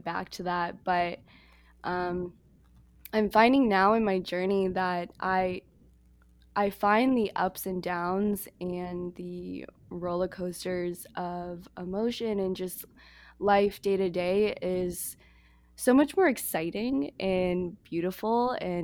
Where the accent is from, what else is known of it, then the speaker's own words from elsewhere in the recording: United States; moved away as an adult; also born or lived in Toronto, Canada; I'm from the States